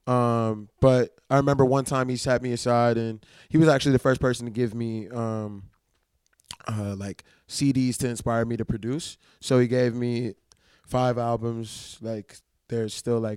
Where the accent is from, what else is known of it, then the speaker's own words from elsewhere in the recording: New Orleans, Louisiana, United States; I'm allergic to all shellfish and I'm from New Orleans, yeah.